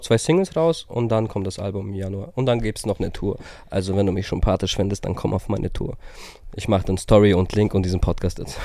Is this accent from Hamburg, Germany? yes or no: no; Herzogenaurach, Bavaria, Germany; aus Herzogenaurach